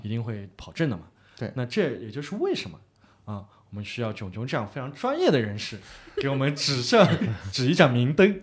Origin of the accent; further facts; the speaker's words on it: China; 那对于我们中国人来说是便宜的